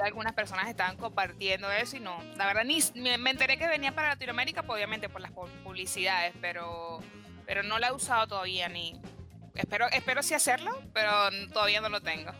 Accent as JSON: {"language": "Spanish", "country": "Venezuela", "also_born_or_lived": "Villa Crespo, Buenos Aires", "moved": "yes", "lives_now": "Buenos Aires, Argentina"}